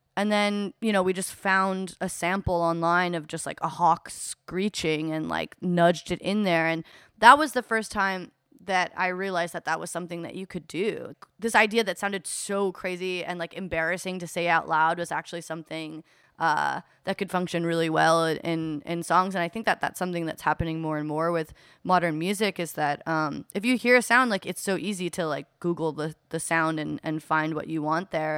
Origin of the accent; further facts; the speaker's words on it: Eugene, Oregon, United States; I grew up in Eugene, Oregon, uh, in the Pacific Northwest